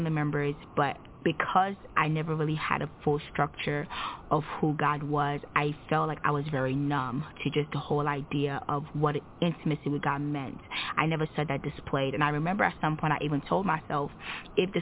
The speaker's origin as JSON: {"language": "English", "country": "Nigeria", "moved": "yes", "lives_now": "United States", "said": "I am Nigerian. I relocated to the United States in 2009"}